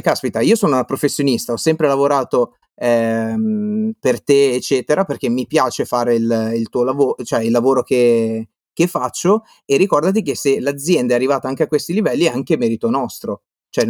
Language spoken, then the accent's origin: Italian; Liguria, Italy; now in Veneto, Italy; sono qua in Veneto, eh, ma sono Ligure